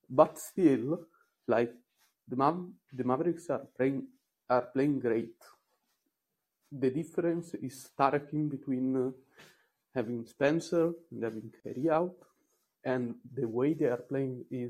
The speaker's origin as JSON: {"language": "English", "country": "Italy", "accent": "Italian", "second_language": "English", "said": "Sorry for my accent. I'm Italian"}